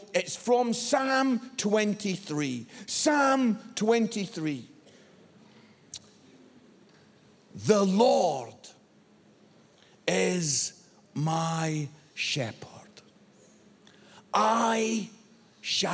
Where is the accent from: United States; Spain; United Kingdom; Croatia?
United Kingdom; Scotland; I'm Scottish.